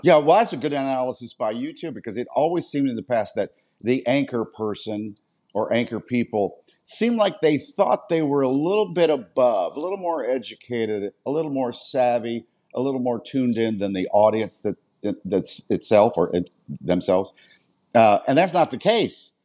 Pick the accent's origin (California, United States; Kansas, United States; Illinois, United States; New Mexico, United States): Kansas, United States; Wichita; now in Philadelphia, United States; we're both from Wichita, Kansas